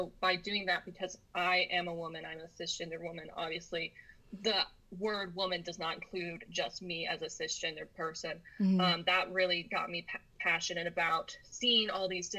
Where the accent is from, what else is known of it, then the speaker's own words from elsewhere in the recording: United States; being American and being raised in this very capitalistic free market economy